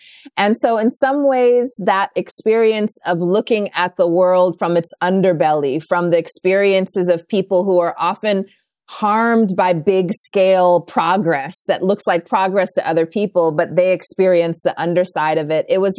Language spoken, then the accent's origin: English; India; born there; also born or lived in Los Angeles / South Carolina / Southern Africa; And so I was born in India, moved to Los Angeles, South Carolina, and then went to boarding school for a couple of years in Southern Africa.